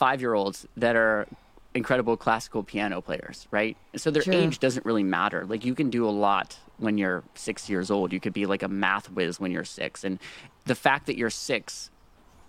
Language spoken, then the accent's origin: English; North Carolina, United States; now in Nashville, United States; I was born in North Carolina